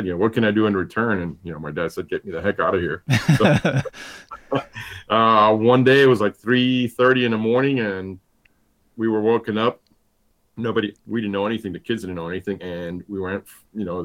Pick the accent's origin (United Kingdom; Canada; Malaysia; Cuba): Cuba; now in United States; I was born and raised in Cuba